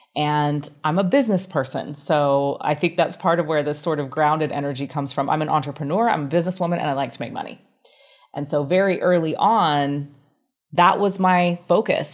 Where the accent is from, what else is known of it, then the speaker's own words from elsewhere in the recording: Grand Rapids, Michigan, United States; also born or lived in Salt Lake City, Utah; now in Bali, Indonesia; I was born in Grand Rapids, Michigan, in the United States